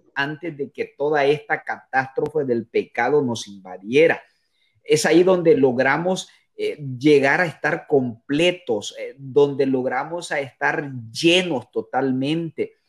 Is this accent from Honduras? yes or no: yes; Honduras; moved away as an adult; now in Costa Rica; Soy hondureño, eh, soy hondureño